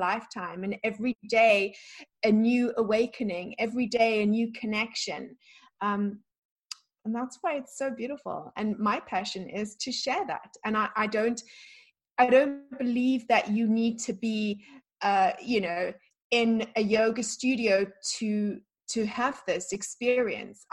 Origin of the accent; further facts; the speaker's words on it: South Africa; also born or lived in London, United Kingdom; now in Florida, United States; the life that I had growing up in South Africa